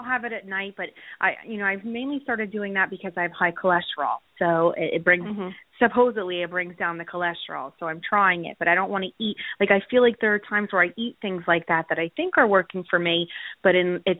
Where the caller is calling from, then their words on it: Wyckoff, New Jersey, United States; I'm calling from Wyckoff.